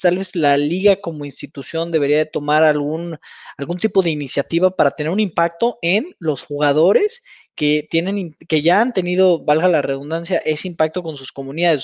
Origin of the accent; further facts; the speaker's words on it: Mexico; also born or lived in United States; Los que hemos tenido la oportunidad de, vivir por allá, pues ya como mexicano